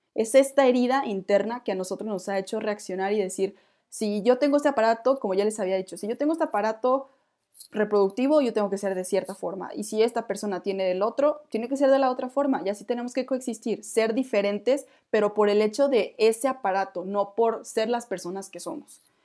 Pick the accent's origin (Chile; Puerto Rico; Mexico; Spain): Mexico; como mexicana, como mujer